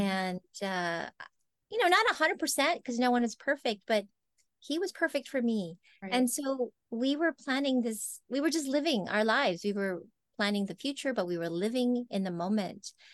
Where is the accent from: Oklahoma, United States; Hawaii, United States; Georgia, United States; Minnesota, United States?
Hawaii, United States; Oahu; moved away as an adult; also born or lived in Philippines; now in Los Angeles, United States; we uh, immigrated to Oahu and that is where I grew up and spent the rest of my growing up years.